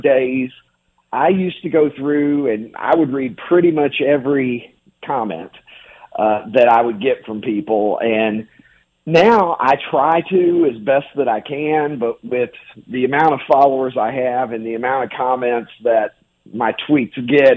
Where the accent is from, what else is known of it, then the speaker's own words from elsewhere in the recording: Kentucky, United States; moved away; I grew up in Kentucky.